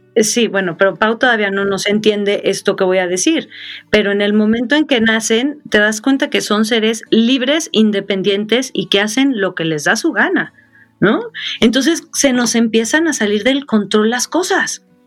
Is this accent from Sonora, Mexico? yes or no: yes; Sonora, Mexico; moved away; also born or lived in Mexico City; yo soy de Sonora